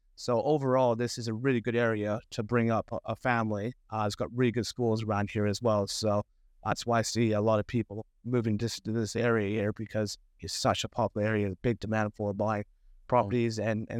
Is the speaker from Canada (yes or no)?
yes; Canada; now in Bracknell, United Kingdom; I'm originally from Canada. Funny enough, I came to live in England, play ice hockey.